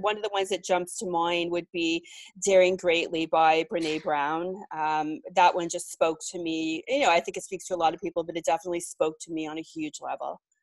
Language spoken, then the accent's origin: English; Mississauga, Ontario, Canada; now in Toronto, Canada; I grew up in a suburb of Toronto, called Mississauga